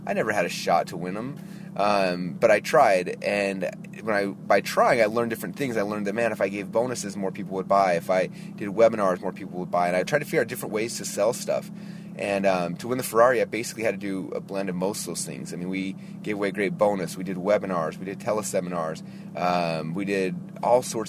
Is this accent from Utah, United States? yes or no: yes; Utah, United States; now in Boise, United States; I grew up in Utah